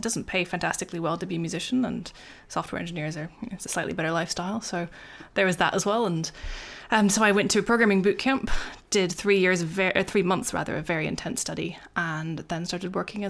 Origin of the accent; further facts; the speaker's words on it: United States; I grew up in America